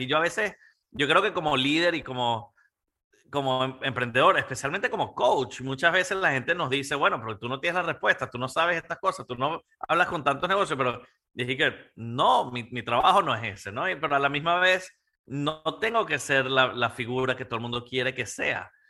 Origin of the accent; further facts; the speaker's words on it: Panama; yo creciendo en Latinoamérica eh, y viendo a mi papá como emprendedor y, a mis tíos y a mi familia y los empresarios y mi mamá en Panamá